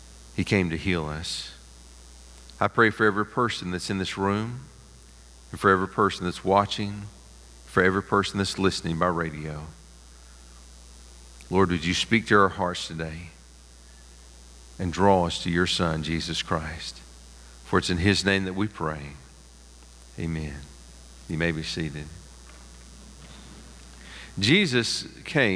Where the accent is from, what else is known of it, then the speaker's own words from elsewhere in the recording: Pigeon Forge, Tennessee, United States; growing up there at First Baptist Pigeon Forge